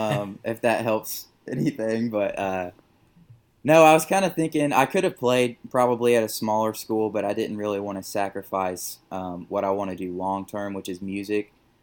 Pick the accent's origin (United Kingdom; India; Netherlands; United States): United States; Tulsa, Oklahoma; moved away as an adult; now in Nashville, United States; I'm from Tulsa, the Tulsa area.